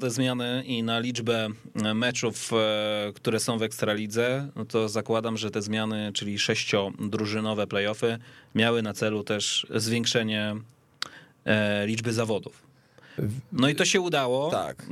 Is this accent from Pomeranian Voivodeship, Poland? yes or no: yes; Gdańsk, Pomeranian Voivodeship, Poland; moved away; Ja w Gdańsku nie mieszkam, już ostatnio liczyłem 13 lat, jestem z Gdańska, więc to jest, wiesz, stadion, na którym ja się wychowałem